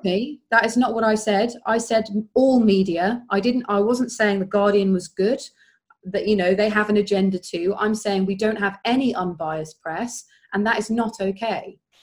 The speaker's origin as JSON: {"language": "English", "town": "Woking", "region": "South East England", "country": "United Kingdom", "tie": "born or raised there", "moved": "as an adult", "lives_now": "Brighton, United Kingdom", "said": "I was brought up in Woking."}